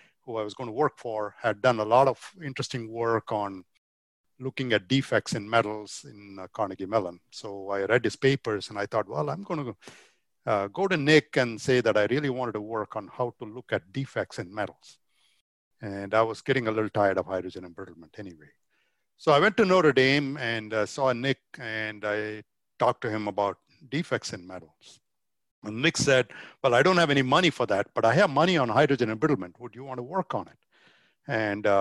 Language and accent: English; Chennai, Tamil Nadu, India; born or raised there; moved away as an adult; also born or lived in Virginia, United States; now in United States